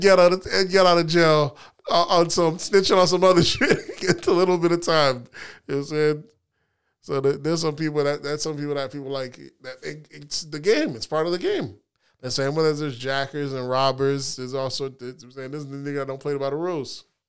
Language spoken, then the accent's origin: English; the South, United States; how I remember growing up, maybe it's 'cause we're from the South